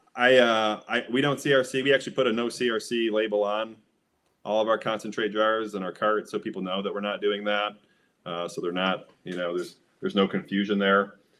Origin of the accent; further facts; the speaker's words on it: Midwest, United States; because I'm from the Midwest, um, and have been smoking for 25 years, I grew up with Michigan brickweed